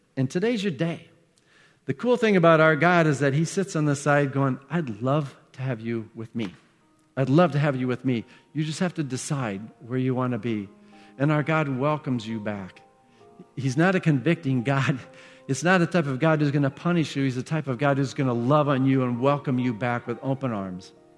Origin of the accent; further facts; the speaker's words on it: Iowa, United States; I grew up in Iowa.